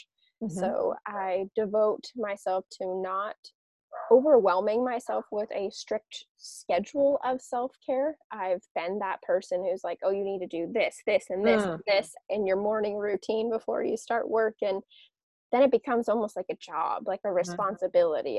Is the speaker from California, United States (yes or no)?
yes; Southern California, United States; also born or lived in Las Vegas; I was born and raised in Southern California